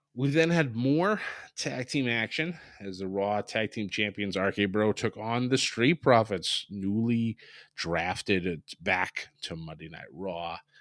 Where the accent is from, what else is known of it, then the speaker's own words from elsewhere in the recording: New England, United States; I'm from New England